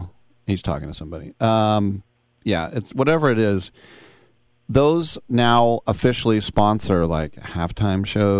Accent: United States; I'm watching because it's the Super Bowl, and I'm American, and I'm a sports fan.

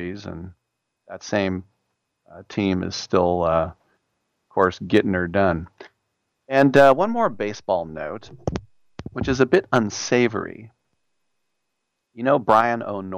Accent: United States; I'm an American

